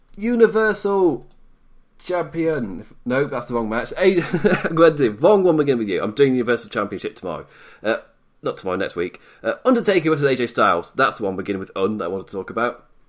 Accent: United Kingdom; Being British

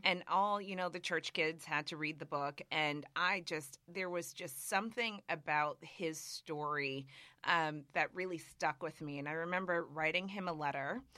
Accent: Springfield, Massachusetts, United States; moved away; also born or lived in New York; I grew up in Massachusetts, in a town called Springfield, Massachusetts.

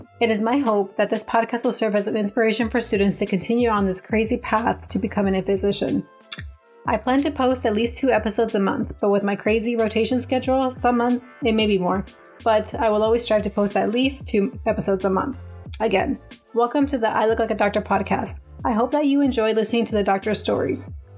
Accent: Anaheim, California, United States; moved away as an adult; now in Wisconsin, United States; I am currently a third-year medical student at the Medical College of Wisconsin, but I was born and raised in Southern California, specifically from the city of Anaheim. I'm a first-generation Mexican-American, college graduate, and now medical student.

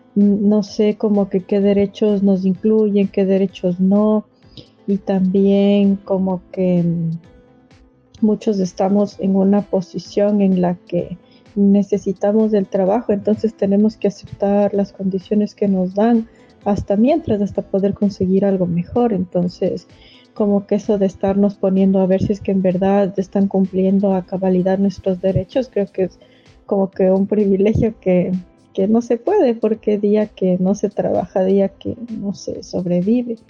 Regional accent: Ecuador; moved away as an adult; now in Spain; yo soy de Ecuador y necesitaba una visa para venir acá

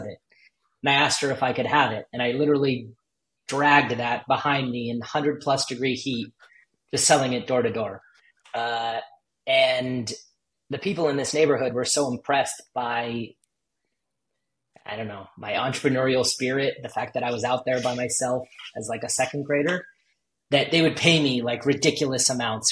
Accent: Los Angeles, California, United States; I grew up

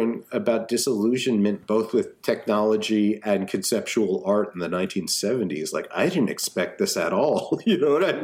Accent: United States; I'm an American

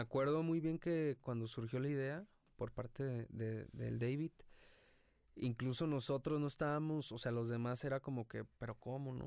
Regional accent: Ixtlán del Río, Nayarit, Mexico; moved away as an adult; also born or lived in Tepic; now in Guadalajara, Mexico; De Islán del Río Nayarit, nací en Tepic, pero viví toda mi vida

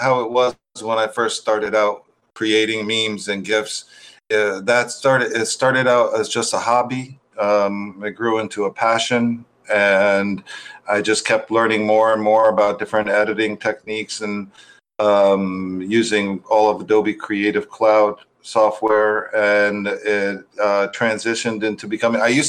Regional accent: United States; moved away as an adult; also born or lived in Turkey; I'm from America, but I was teaching abroad in different countries

